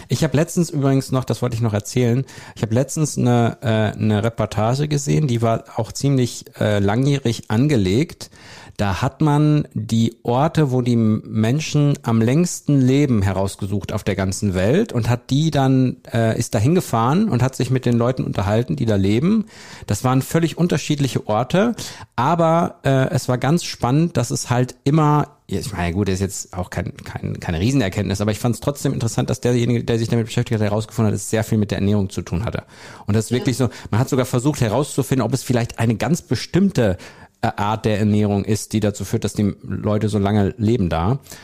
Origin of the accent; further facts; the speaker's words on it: North Rhine-Westphalia, Germany; Also, wir sind mitten in Nordrhein-Westfalen. Wir sind nicht in der Großstadt, sondern wir sind im ländlichen Bereich